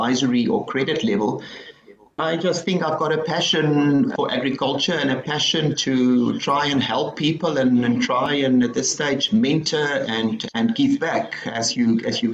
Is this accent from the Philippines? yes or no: no; Stellenbosch, Western Cape, South Africa; I grew up in Stellenbosch